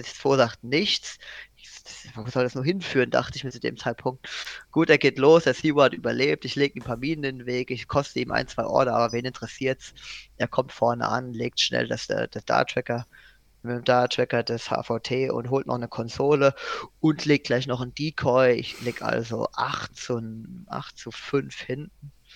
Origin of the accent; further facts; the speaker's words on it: Germany; als Deutscher